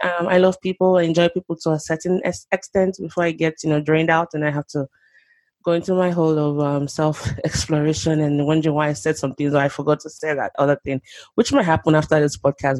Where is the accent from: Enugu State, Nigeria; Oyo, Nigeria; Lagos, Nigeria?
Lagos, Nigeria; moved away as an adult; now in Oklahoma, United States; I grew up in Nigeria, Lagos, Nigeria, to be precise. Um, spent the first two decades of my life there, and then I mm. moved to the US um, 11 years ago.